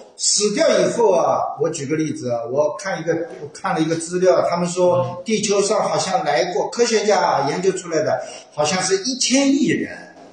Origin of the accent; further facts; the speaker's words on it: Shanghai, China; accent: Shanghainese; Shanghai-accented Mandarin; 我一直说上海话